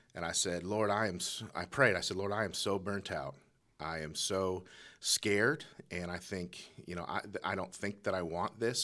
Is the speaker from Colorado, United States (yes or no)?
yes; Colorado Springs, Colorado, United States; I was born, born and raised in Colorado Springs